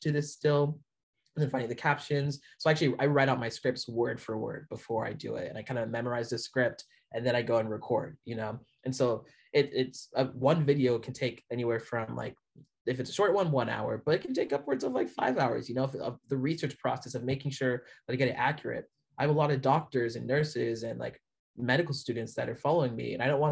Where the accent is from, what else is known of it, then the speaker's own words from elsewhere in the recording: north of Seattle, Washington, United States; also born or lived in Canada; I live a little bit north of Seattle, is where I grew up